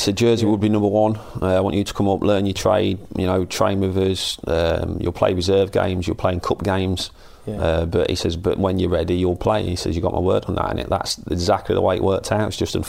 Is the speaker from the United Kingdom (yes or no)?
yes; Hinckley, East Midlands, United Kingdom; I travelled up on the bus with my dad when I was a kid from Hinckley all the way up to Anfield